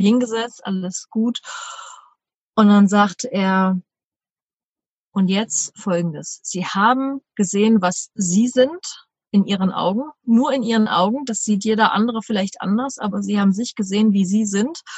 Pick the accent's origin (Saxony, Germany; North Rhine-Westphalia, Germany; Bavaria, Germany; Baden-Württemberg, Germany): Saxony, Germany; Leipzig; moved away as an adult; Bin in der Zeit auch wieder nach Deutschland, also nach Leipzig in meine Heimat gezogen, wo ich seither auch wieder äh, fest meinen Wohnsitz habe.